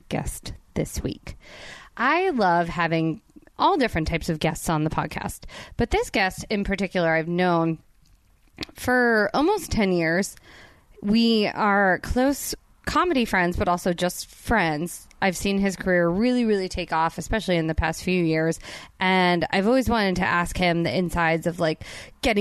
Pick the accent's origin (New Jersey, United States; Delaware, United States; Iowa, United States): New Jersey, United States; I'm from Jersey.